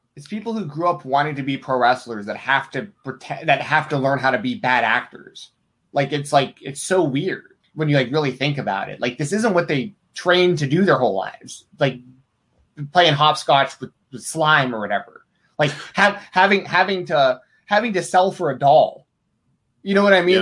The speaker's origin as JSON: {"language": "English", "town": "Atlanta", "region": "Georgia", "country": "United States", "tie": "born or raised there", "said": "I grew up in Atlanta, right. Goldberg country"}